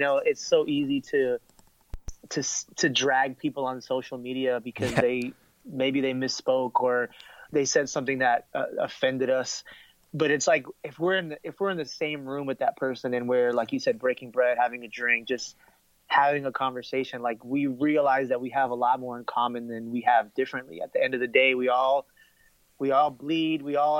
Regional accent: Miami, Florida, United States; moved away as an adult; now in Atlanta, United States; I live in Atlanta now, and I'm from Miami. You know, that's where I grew up and stuff. Right. And I've been in Atlanta now for the last year. And it's been a bit of a culture shock in the sense that the community I grew up in or the city I grew up in is very Caribbean.

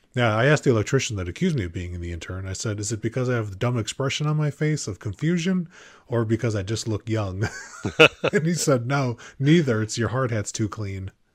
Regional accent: Chicago, Illinois, United States; moved away; I'm from the south side of Chicago

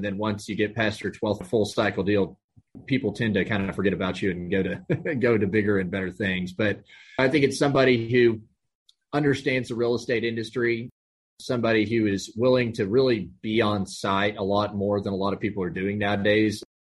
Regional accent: Amarillo, Texas, United States; moved away as an adult; also born or lived in Austin, Texas; now in Houston, United States; based here in Houston, Texas. Born and raised in North Texas, up in Amarillo, went to school, University of Texas in Austin.

